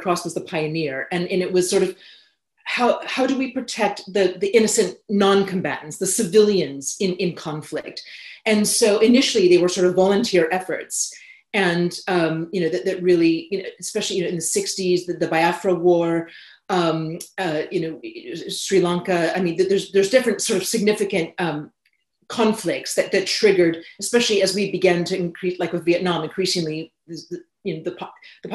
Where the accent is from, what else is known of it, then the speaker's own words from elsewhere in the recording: California, United States; moved away as an adult; also born or lived in United Kingdom; growing up in California